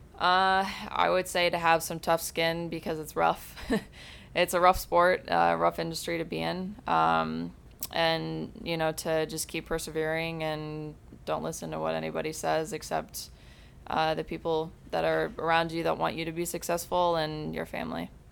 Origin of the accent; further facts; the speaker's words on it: Granger, Indiana, United States; moved away as an adult; now in Fort Lauderdale, United States; I actually grew up in Granger, Indiana